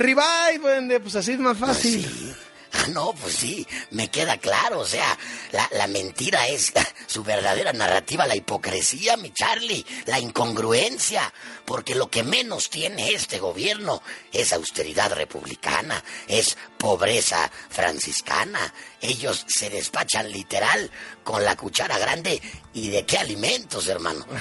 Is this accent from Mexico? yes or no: yes; Mexico